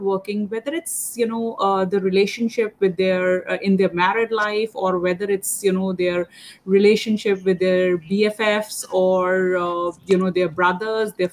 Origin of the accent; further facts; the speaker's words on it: India; I'm from India